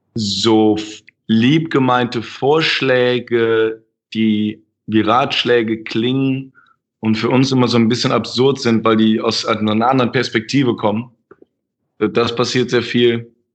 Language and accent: German; Germany; ich bin ja Deutscher